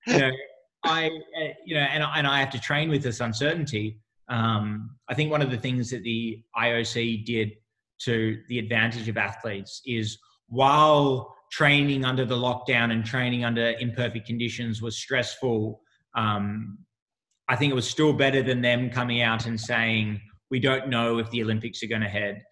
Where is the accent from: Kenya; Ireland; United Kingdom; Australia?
Australia; moved away as an adult; also born or lived in United States; now in Sydney, Australia; an Australian athlete